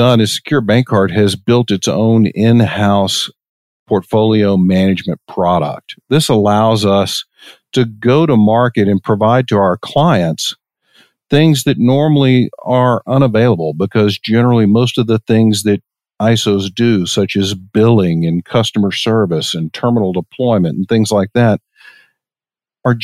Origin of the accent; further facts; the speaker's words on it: Longview, Texas, United States; moved away as an adult; also born or lived in Irvine, California; I grew up in East Texas, a little town called Longview, Texas, and graduated high school in 1986